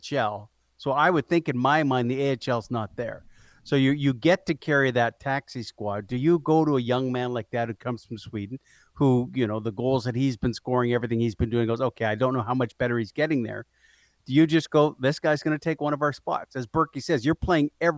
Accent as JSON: {"language": "English", "country": "Canada"}